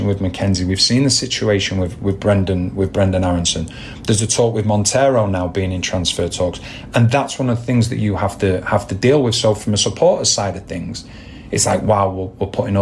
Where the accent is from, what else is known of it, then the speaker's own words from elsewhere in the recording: Manchester, North West England, United Kingdom; my hometown as well, Manchester